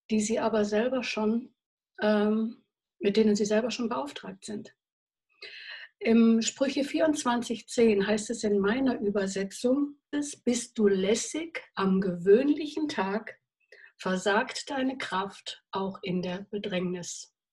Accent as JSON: {"language": "German", "region": "North Rhine-Westphalia", "country": "Germany", "lives_now": "Chiemsee, Germany", "said": "zwar am Chiemsee wohne, aber keine wirklich echte Bayerin bin, gell? sondern ganz im Gegenteil. Ich bin ursprünglich aus der Gegend von Köln"}